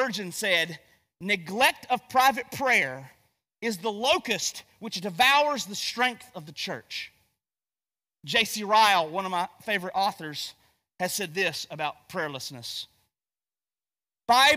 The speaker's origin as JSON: {"language": "English", "town": "Gastonia", "region": "North Carolina", "country": "United States", "said": "I'm from Gastonia, North Carolina"}